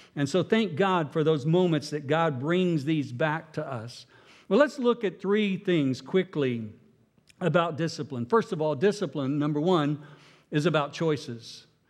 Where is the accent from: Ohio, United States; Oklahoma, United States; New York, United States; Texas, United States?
Oklahoma, United States; I'm from Oklahoma